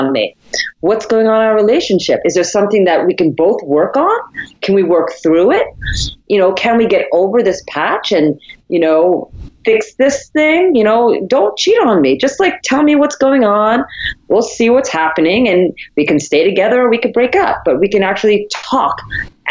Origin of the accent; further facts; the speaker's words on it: United States; I am Chinese American